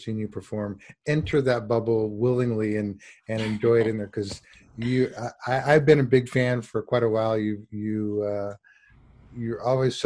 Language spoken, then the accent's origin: English; Santa Barbara, California, United States; I grew up in Santa Barbara